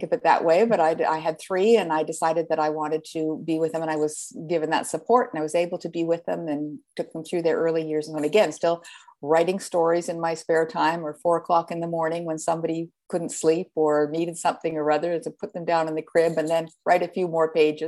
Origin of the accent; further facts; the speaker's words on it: Canada; now in United States; I'm a Canadian, and I started out there. I've been in the States for quite a few years now